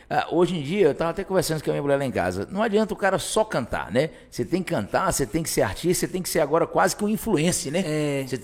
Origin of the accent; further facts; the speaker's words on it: Northeast Region, Brazil; eu, eu vim lá do Nordeste, entendeu?